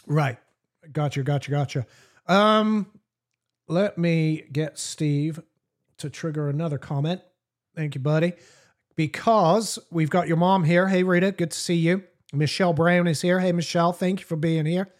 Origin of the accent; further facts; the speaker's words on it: England, United Kingdom; I'm English